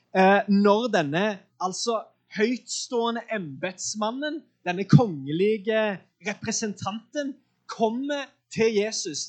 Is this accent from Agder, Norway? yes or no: no; Sandnes, Rogaland, Norway; jeg er fra Sandnes